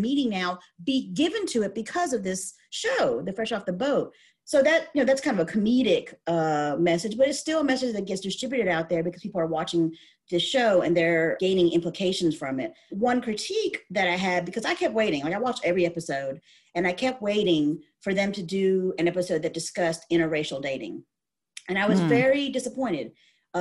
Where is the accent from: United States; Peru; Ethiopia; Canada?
United States; Alabama; I'm Southern. I'm from Alabama. I'm Thai. My parents immigrated from Thailand.